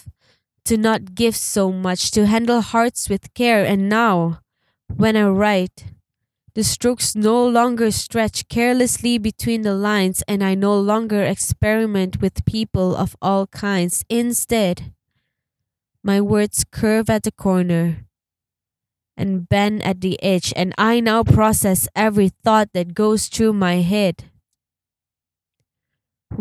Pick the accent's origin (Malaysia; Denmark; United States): Malaysia; Sabah; I'm a Sabahan, like I'm from Sabah